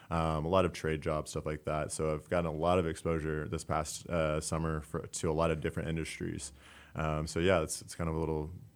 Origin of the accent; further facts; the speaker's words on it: Splendora, Texas, United States; I'm from Splendora, Texas. I grew up, born and raised outside of Splendora, Texas, but grew up in Splendora.